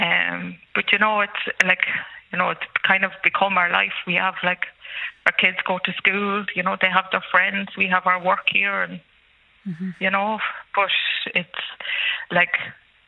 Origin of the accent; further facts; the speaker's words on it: Ireland; moved away as an adult; now in Tel Aviv, Israel; as an Irish citizen